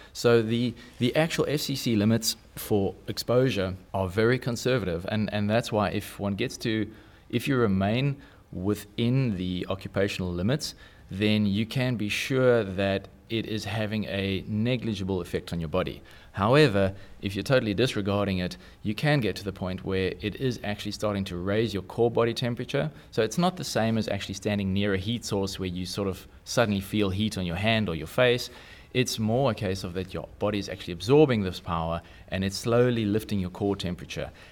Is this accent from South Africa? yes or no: yes; South Africa; I'm South African